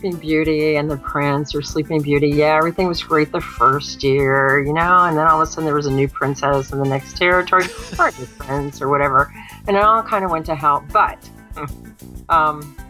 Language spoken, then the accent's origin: English; Miami, Florida, United States; growing up in Miami, when I did, was kind of rough